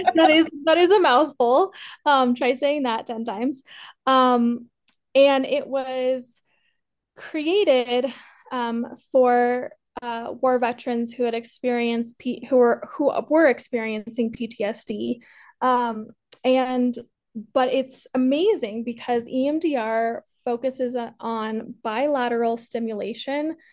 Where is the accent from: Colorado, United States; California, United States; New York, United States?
Colorado, United States; also born or lived in Peru; I was adopted from Peru, uh, raised here in Colorado